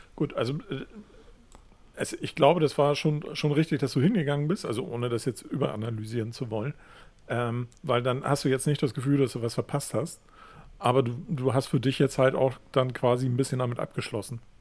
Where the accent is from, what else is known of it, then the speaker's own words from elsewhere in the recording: Hamburg, Germany; da, wo ich aufgewachsen bin, ist halt Hamm Nord